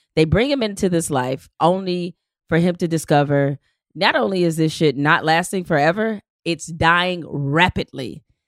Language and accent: English; Detroit, Michigan, United States; growing up in Detroit